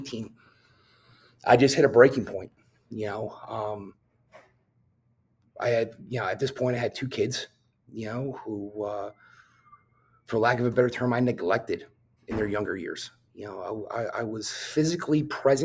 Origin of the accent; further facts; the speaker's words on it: New Jersey, United States; I drove to the top of this mountain in my hometown, which had a beautiful scenic view of New York City.